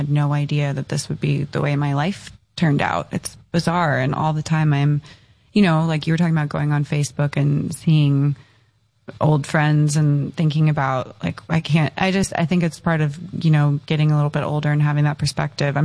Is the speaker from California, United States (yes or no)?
yes; Encinitas, California, United States; I grew up in Encinitas in San Diego